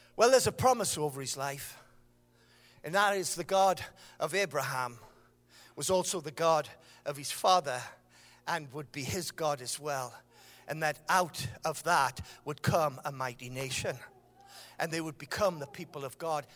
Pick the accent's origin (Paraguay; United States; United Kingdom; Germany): United Kingdom; Sunderland, North East England; I am from Sunderland